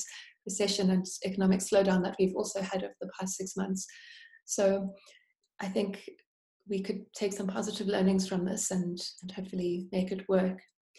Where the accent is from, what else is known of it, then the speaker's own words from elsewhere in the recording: South Africa; I hope that we can become more resilient as a South African economy from within